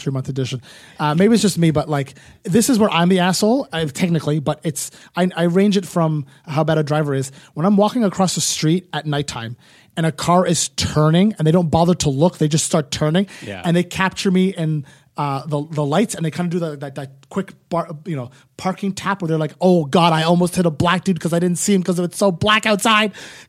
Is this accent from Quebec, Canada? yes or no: no; Ottawa, Ontario, Canada; I'm from Ottawa in the burbs.